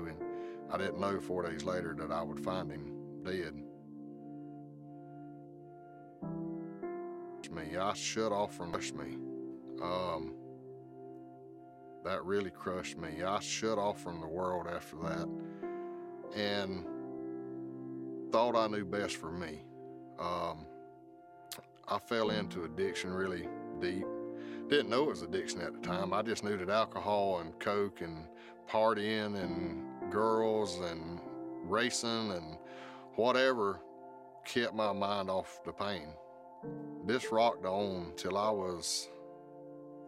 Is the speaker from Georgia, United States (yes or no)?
yes; South Georgia, United States; Growing up in South Georgia